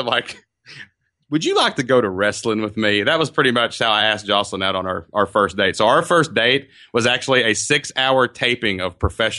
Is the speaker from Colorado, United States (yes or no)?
no; Kentucky, United States; We live in a small town in southeast Kentucky down kind of by the mountains. So it's actually my hometown.